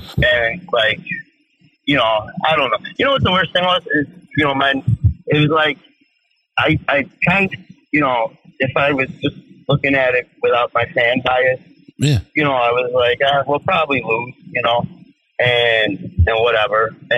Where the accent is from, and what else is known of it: Rochester, New York, United States